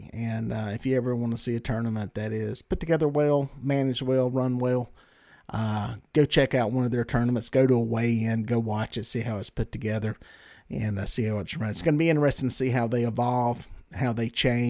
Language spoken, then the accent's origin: English; Belmont, North Carolina, United States; That is my hometown, baby.